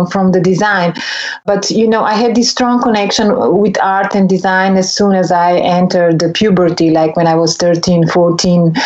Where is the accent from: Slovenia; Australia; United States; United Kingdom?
Slovenia; Ljubljana; I was born in Ljubljana, which was a time part of ex-Yugoslavia